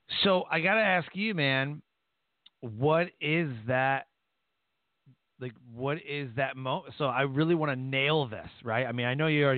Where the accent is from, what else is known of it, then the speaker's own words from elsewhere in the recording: Detroit, Michigan, United States; we're both from Detroit.